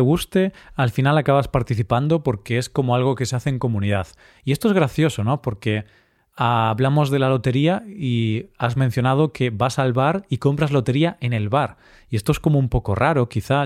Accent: Vigo, Galicia, Spain; Vigo, mi ciudad natal

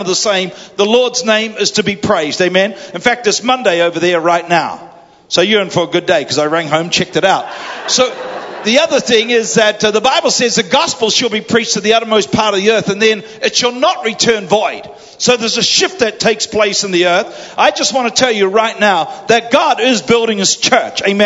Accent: New Zealand; accent: Kiwi; my Kiwi accent

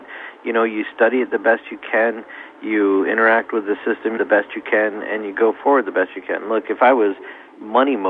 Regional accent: United States; I'm an American

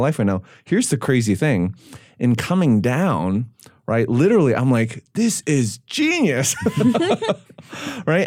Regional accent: Canada; moved away; I grew up in Canada.

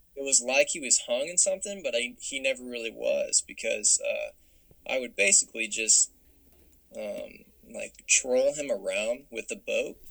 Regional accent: Little Rock, Arkansas, United States; I'm from Little Rock originally

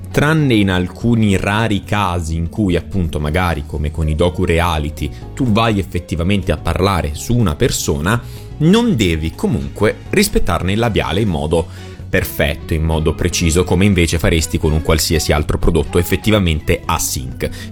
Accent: Bari, Apulia, Italy; dalle parti mie, a Beri

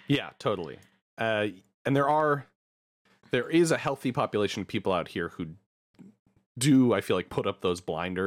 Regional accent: Denver, Colorado, United States; also born or lived in Berkeley, California / Florida; now in San Francisco Bay Area, United States; growing up in Denver

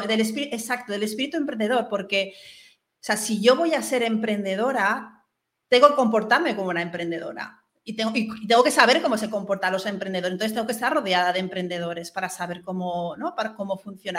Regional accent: Mallorca, Balearic Islands, Spain; moved away as an adult; also born or lived in Barcelona; Yo soy de Mallorca, estudié en Barcelona y cuando volví a Mallorca

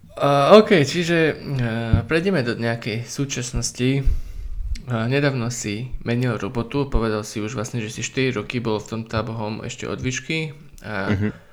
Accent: Bratislava, Bratislava Region, Slovakia; sme všetci z Bratislavy

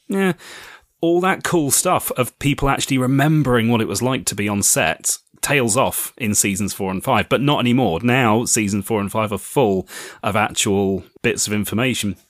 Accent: United Kingdom; I am a British author

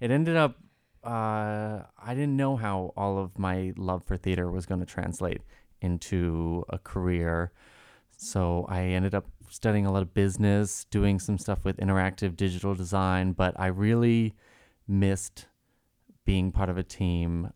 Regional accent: Reading, Massachusetts, United States; I am from Reading, Massachusetts

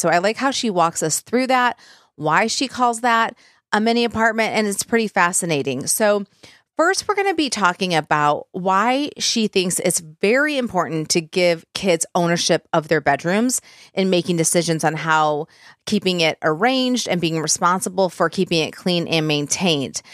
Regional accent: Michigan, United States; now in Tennessee, United States; we're, we're from Michigan, but live in Tennessee

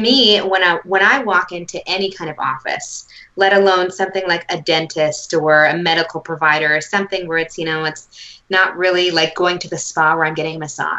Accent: Canada; accent: Canadian; I was born and raised in Canada

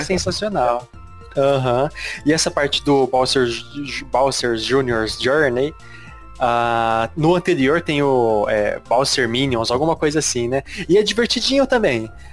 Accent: São Paulo, Brazil; eu sou, eu sou paulistano

